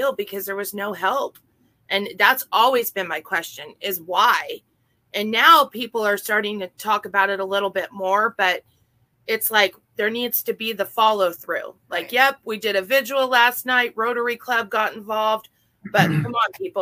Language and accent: English; Oregon, United States